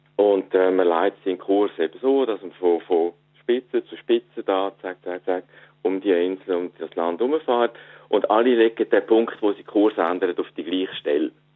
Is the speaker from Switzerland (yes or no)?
yes; Switzerland; accent: Swiss German; also born or lived in East Frisia, Germany; now in Germany; ich rede Schweizerdeutsch